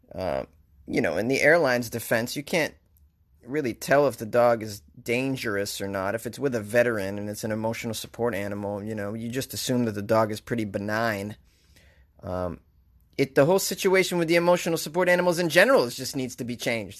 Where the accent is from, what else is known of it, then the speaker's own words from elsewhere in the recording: Boston, Massachusetts, United States; accent: Boston; my Boston accent